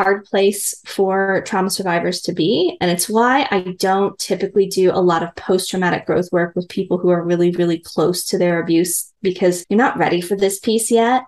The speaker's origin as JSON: {"language": "English", "region": "Midwest", "country": "United States", "said": "I'm a girl from the Midwest. I was very much raised in kind of a patriarchal"}